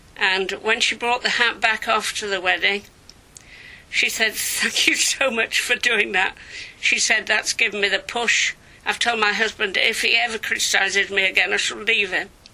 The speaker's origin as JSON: {"language": "English", "town": "Leeds", "region": "Yorkshire and the Humber", "country": "United Kingdom", "tie": "born or raised there", "also_born_or_lived": "Brussels", "moved": "as an adult", "lives_now": "Datchet, United Kingdom", "said": "I'm a Yorkshire girl. I grew up in Leeds, and apart from being at boarding school I spent all my time there."}